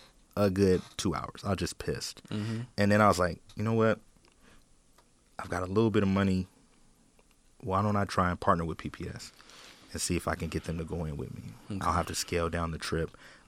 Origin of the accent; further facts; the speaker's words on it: Portland, Oregon, United States; I'm from Portland, born and raised